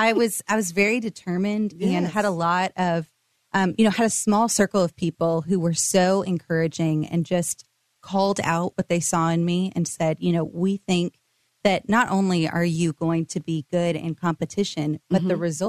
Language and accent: English; Coppell, Texas, United States; But I am from Coppell, Texas, born and raised. My parents are still there.